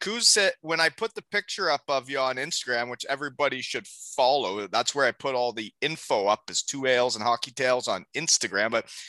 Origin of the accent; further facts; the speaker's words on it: Elmira, Ontario, Canada; my Elmira Sugar Kings from my hometown.